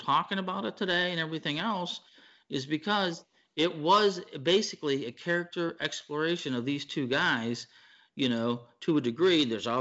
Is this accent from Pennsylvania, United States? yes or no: yes; Pittsburgh, Pennsylvania, United States; I'm from Pittsburgh